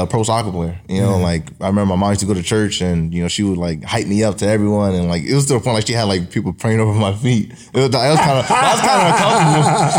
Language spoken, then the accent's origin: English; Paterson, New Jersey, United States; born and raised in Paterson, New Jersey.